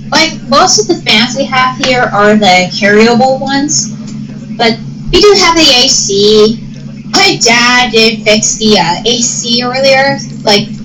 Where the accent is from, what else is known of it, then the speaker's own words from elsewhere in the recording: Iowa, United States; you're no, from, I'm actually from Iowa.